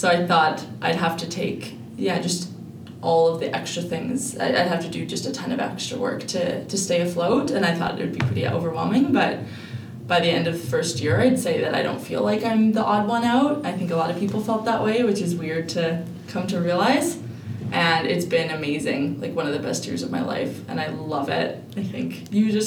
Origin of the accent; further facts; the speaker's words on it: Edmonton, Alberta, Canada; also born or lived in Jasper; I'm originally from Edmonton, so I went to undergrad here